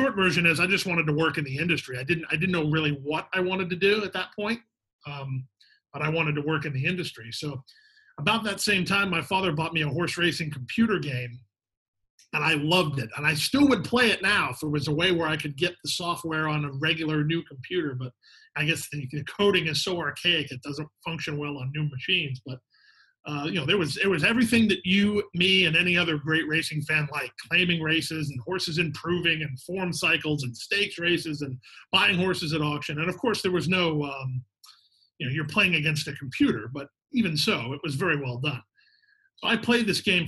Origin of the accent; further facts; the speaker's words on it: West Palm Beach, Florida, United States; I'm a Florida bred. I was born and raised in West Palm Beach